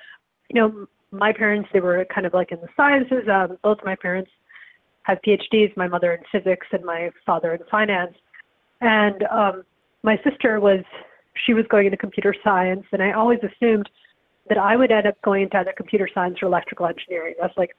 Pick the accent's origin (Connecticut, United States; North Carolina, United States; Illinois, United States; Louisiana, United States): Illinois, United States; Evanston; also born or lived in India; I grew up in Evanston, Illinois, which is a big town for that. It's where Northwestern is, an excellent journalism school.